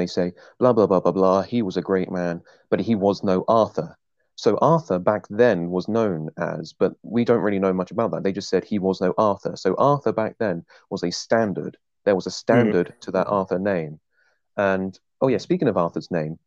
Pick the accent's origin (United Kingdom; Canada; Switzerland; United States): United Kingdom; England; I'm English.